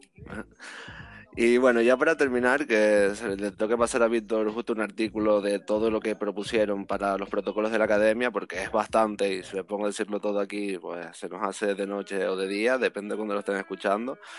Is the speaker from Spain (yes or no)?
yes; Canary Islands, Spain; como canario